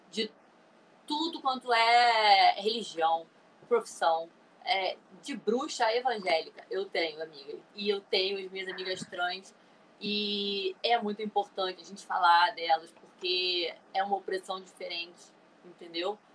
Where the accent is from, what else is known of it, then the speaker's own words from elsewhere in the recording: Rio de Janeiro, Brazil; É, então, como a Luz falou, eu sou carioca também